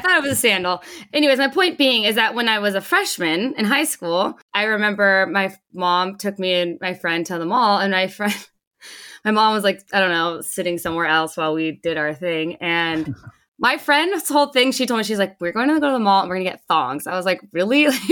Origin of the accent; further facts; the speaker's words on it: Los Angeles County, California, United States; also born or lived in Carlsbad, California; I moved from Los Angeles County